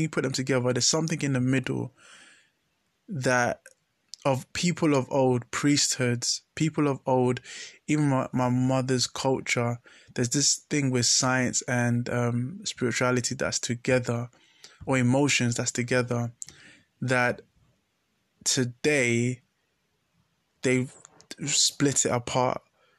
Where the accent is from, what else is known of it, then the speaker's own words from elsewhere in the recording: Ghana; So, yeah, as a Ghanaian, there's really... not that battle against science and faith.